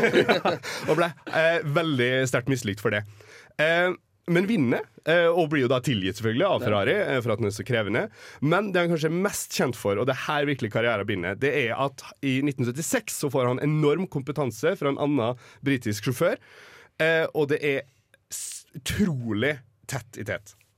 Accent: Oslo, Norway; moved away; also born or lived in Molde; Født i Oslo. Eh, migrert til eh, den lille, herlige fjellbyen Molde

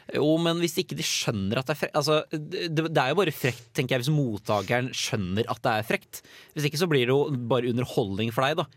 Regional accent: Nøtterøy, Vestfold, Norway; now in Trondheim, Norway; hjemme på Nøtterøy

